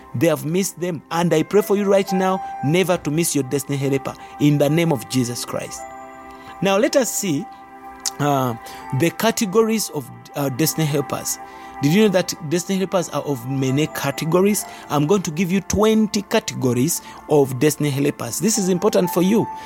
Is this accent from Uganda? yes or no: yes; Uganda; our country is a third world country, but Uganda is in Africa. That's where we come from